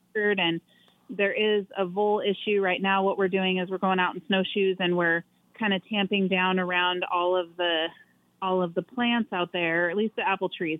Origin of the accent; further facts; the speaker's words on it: Oregon, United States; moved away as an adult; now in Big Lake, United States; we're originally from Oregon